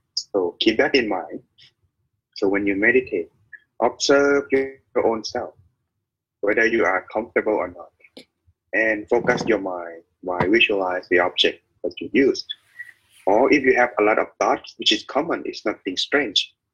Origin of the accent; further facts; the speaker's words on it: Thailand; I am the monk from Thailand